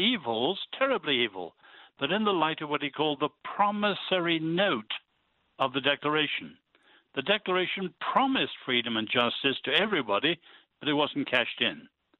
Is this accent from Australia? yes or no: no; China; born there; I was born in China when my parents were medical missionaries.